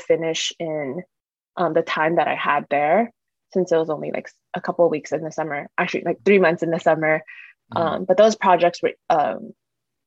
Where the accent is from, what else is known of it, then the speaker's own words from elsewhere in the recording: Irvine, California, United States; also born or lived in Boston; I grew up born and raised in Irvine